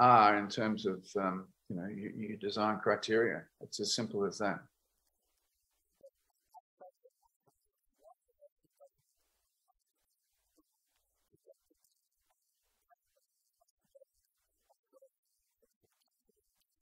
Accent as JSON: {"language": "English", "country": "Australia", "also_born_or_lived": "United States", "said": "being an Australian"}